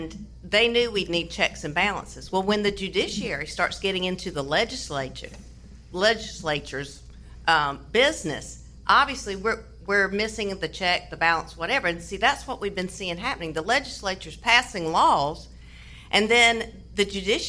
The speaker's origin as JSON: {"language": "English", "town": "Morehead City", "region": "North Carolina", "country": "United States", "moved": "as an adult", "lives_now": "Wilson, United States", "said": "I'm originally from Moorhead City"}